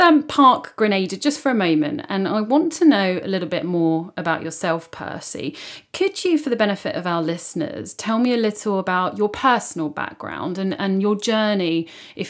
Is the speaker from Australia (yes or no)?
no; United Kingdom; I'm British